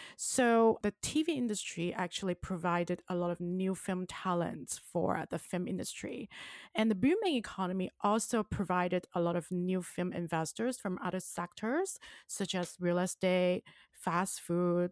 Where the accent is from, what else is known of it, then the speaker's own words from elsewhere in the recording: Hong Kong; now in Orange County, United States; I am from Hong Kong and I now live in Orange County, California